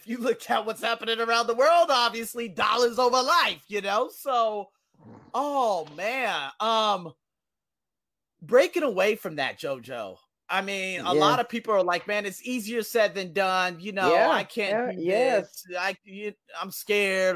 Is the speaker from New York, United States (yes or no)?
no; Las Vegas, Nevada, United States; moved away as an adult; now in Thailand; I'm from Las Vegas. I live in the place called the West Side, close to the West Side, just below that. And every night I would hear gunshots